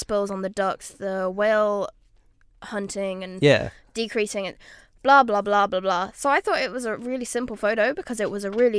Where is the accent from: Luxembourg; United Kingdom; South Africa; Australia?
Luxembourg; I'm from Luxembourg.